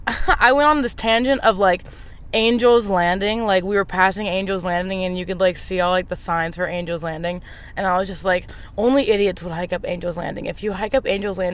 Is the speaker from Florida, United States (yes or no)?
yes; Orlando, Florida, United States; I grew up in Orlando, Florida